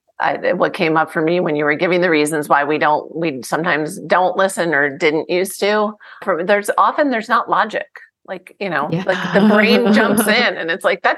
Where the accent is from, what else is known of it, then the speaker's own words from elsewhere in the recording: New Jersey, United States; I'm from New Jersey, the best tomatoes anywhere